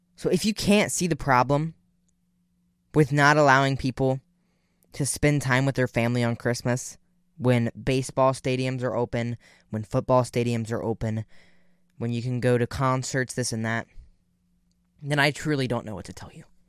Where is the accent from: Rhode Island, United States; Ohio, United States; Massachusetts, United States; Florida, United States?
Ohio, United States; I'm from Ohio